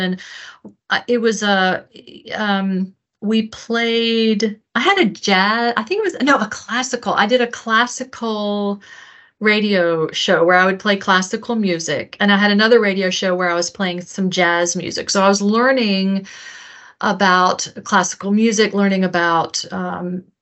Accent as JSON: {"language": "English", "town": "Owensboro", "region": "Kentucky", "country": "United States", "tie": "born or raised there", "also_born_or_lived": "Norfolk, Virginia / Ashland, Virginia / Greenville, South Carolina", "said": "I was born in Virginia, Norfolk. Went to Ashland, Virginia, outside of Richmond, until I was about 11 or 12 years old. And then we moved to Kentucky. So I grew up in Western Kentucky, a town called Owensboro."}